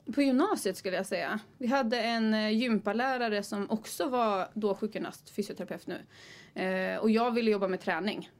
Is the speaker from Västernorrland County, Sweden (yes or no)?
yes; Timrå, Västernorrland County, Sweden; now in Gothenburg, Sweden; Jag är från Timrå